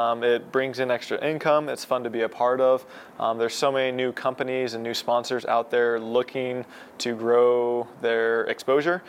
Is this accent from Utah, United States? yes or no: yes; Utah, United States; I'm from Utah